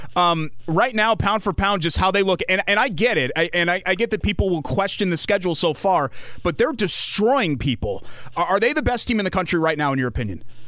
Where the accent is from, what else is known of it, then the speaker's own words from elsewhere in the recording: Connecticut, United States; moved away as an adult; also born or lived in Indiana; now in Indianapolis, United States; So I'm originally from Connecticut.